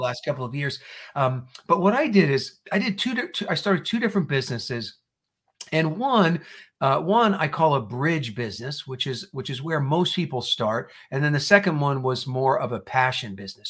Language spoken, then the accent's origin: English; New Jersey, United States; moved away as an adult; also born or lived in Indiana; I was born and raised in New Jersey, and I went to Purdue University